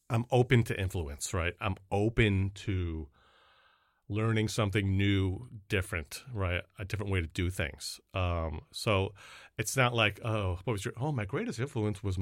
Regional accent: Canada; I'm from Canada. It's French, Korean, uh

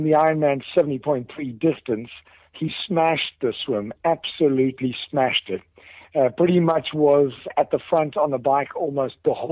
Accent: South Africa; moved away; one South African on the microphone, me

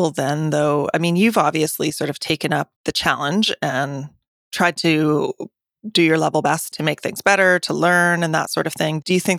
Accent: United States; I'm actually American.

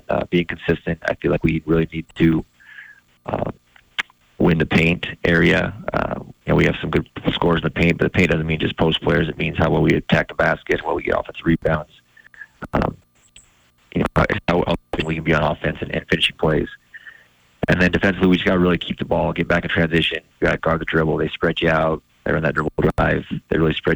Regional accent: Kalispell, Montana, United States; I grew up in Kalispell

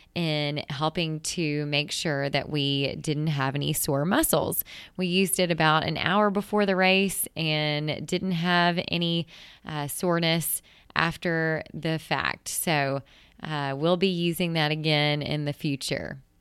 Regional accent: Mississippi, United States; my hometown in Mississippi

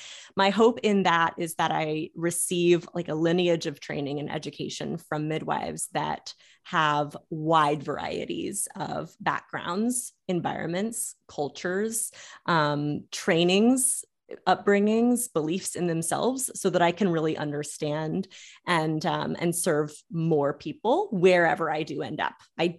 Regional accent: Florida, United States; also born or lived in Louisiana; But growing up in Florida and Louisiana and seeing midwifery change and adapt

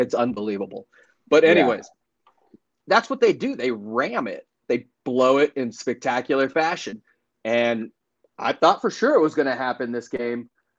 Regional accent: Los Angeles, California, United States; I am from Los Angeles.

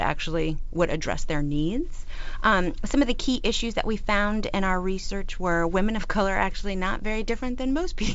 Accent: Florida, United States; We're both from Florida

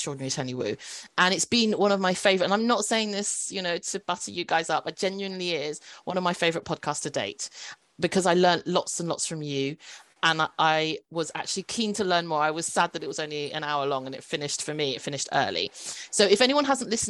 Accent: United Kingdom; I'm a British-born Chinese

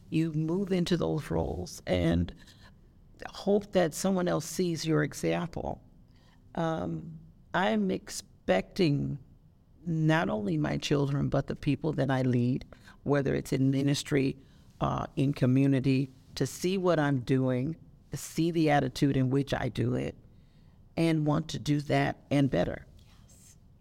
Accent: Las Vegas, Nevada, United States; moved away as an adult; also born or lived in California; I was born and raised here in Las Vegas. And I went away for 20 years

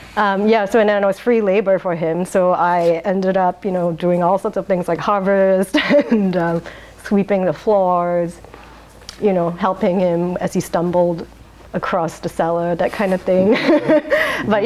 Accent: Singapore; now in Portland, United States; I was born in Singapore

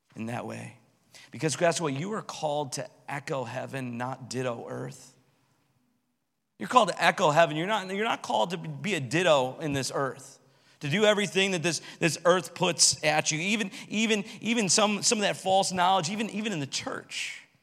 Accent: United States; My passport tells me that I'm from America

